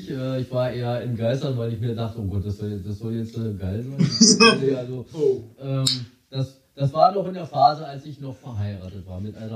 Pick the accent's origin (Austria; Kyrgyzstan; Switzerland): Austria; bei uns in Österreich